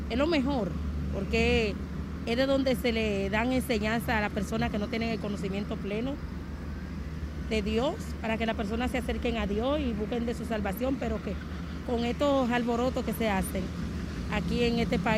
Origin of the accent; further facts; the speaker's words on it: San Francisco de Macorís, Duarte, Dominican Republic; Yo vengo de San Francisco de Macorís y me dirijo a San Pedro de Macorís, donde mi familia, allá tengo mis hermanas y mi abuelo